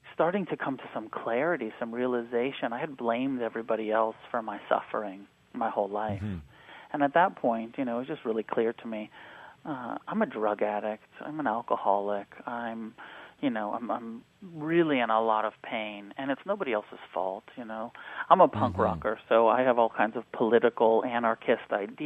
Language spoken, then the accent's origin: English; Santa Cruz, California, United States; also born or lived in Taos, New Mexico; I grew up between Santa Cruz, California, and Taos, New Mexico